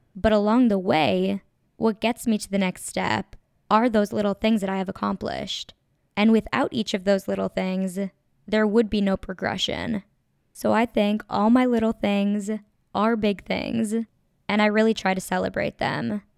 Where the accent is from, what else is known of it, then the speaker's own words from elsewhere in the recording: Minnesota, United States; moved away as an adult; also born or lived in Los Angeles; now in Chicago, United States; I'm from Minnesota, and I now live in Chicago